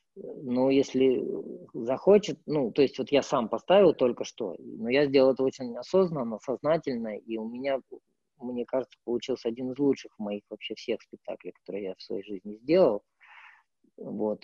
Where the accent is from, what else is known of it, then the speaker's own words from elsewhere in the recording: Irkutsk, Irkutsk Oblast, Russia; moved away as an adult; also born or lived in Moscow; мой родной город Иркутск